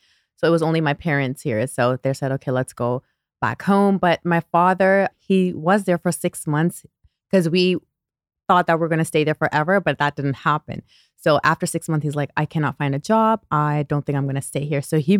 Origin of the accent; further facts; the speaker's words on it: Toronto, Ontario, Canada; also born or lived in Pakistan; Okay, so I was born in Toronto, Canada. But when I was 6 years old, I moved back to Pakistan. And I came back when I was, I believe, 13 years old.